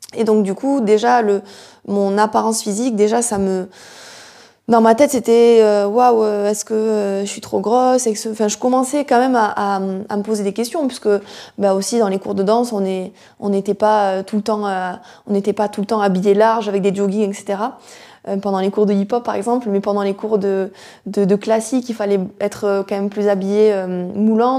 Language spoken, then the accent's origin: French; near Toulouse, Occitania, France; je suis originaire du sud de la France, du sud-ouest euh, de Hoche, à côté de Toulouse